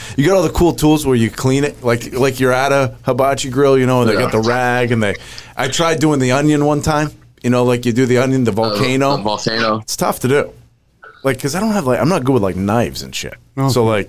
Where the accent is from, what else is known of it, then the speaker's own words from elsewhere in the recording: New England, United States; I'm from New England.